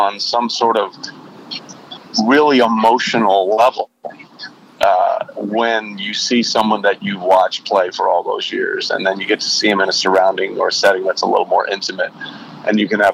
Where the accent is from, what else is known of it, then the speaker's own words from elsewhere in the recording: Connecticut, United States; my family's from Texas, and I grew up in Connecticut.